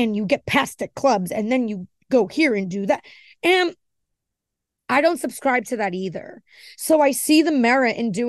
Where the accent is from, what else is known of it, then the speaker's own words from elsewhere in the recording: New York, United States; I'm an Italian from New York, so I relate to how he just is.